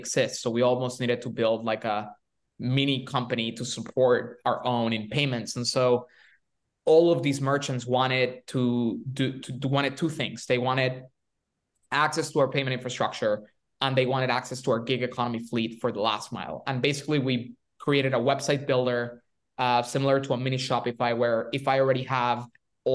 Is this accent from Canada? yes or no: no; Venezuela; moved away; I'm from Venezuela originally